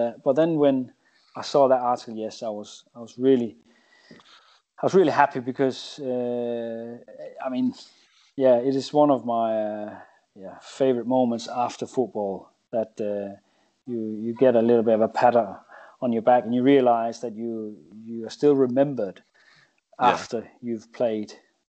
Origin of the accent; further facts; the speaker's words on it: England, United Kingdom; and I say we as English, we love to hammer ourselves